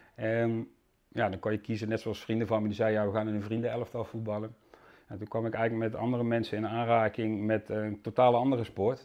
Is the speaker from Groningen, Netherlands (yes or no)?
no; Susteren, Limburg, Netherlands; accent: soft G; moved away as an adult; also born or lived in Amsterdam, Netherlands; now in Landsmeer, Netherlands; ik kom oorspronkelijk uit Limburg vandaan, dus er zit nog iets in van een zachte G. Ja. Eh, ik heb bijna 23 jaar in Limburg gewoond, in Susteren.